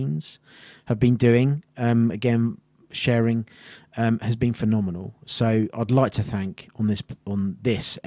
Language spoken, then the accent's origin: English; Kent, South East England, United Kingdom; I grew up in Kent, inspired by the Second World War